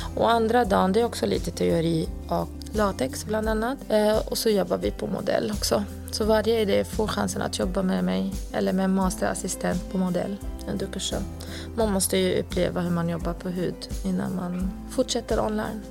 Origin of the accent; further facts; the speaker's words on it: Lebanon; moved away as an adult; now in Sweden; jag kom från Libanon 2004 och då var jag 19 år.